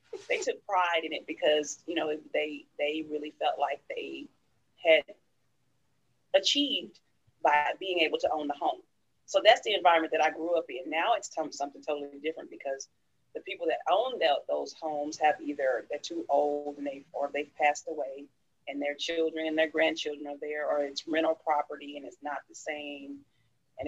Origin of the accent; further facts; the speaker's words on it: Dallas, Texas, United States; I grew up in the heart of Oak Cliff, Texas